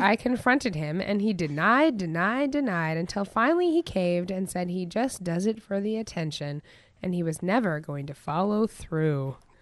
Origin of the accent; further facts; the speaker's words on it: Goat Creek, Matanuska Valley, Alaska, United States; I'm from Goat Creek